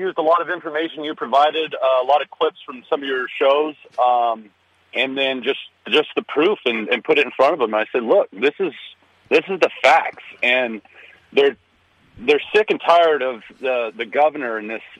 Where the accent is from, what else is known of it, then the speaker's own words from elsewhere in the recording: Texas, United States; moved away as an adult; now in Olympia, United States; I'm from Texas. I moved up here 2 years ago